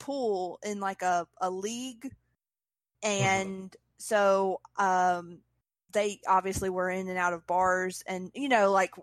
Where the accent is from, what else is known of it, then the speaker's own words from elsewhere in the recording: Mississippi, United States; I'm from Mississippi. Mm-hmm. I went to Catholic school in Mississippi